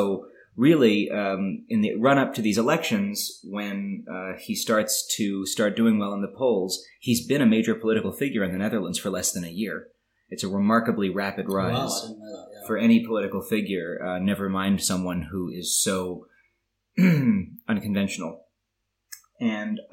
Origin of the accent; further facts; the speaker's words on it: United States; I come from America